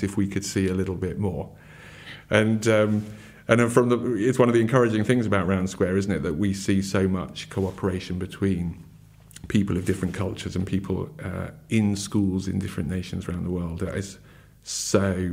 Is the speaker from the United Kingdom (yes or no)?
yes; United Kingdom; also born or lived in Surrey, England; as a British person living in Surrey in England